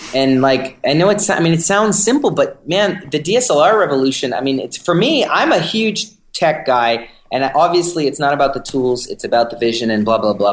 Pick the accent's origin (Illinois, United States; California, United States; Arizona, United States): California, United States; San Francisco; I'm from San Francisco